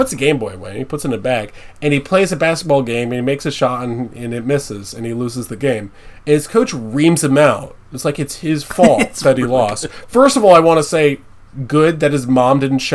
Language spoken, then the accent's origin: English; United States; I'm American